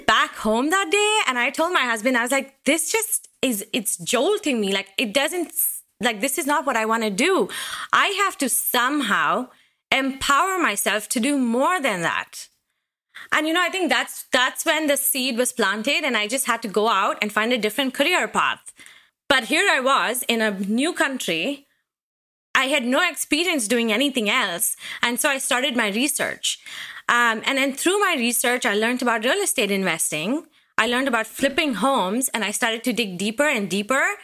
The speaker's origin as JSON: {"language": "English", "country": "India", "moved": "as an adult", "lives_now": "Seattle, United States", "said": "I moved to the United States from India in 2007."}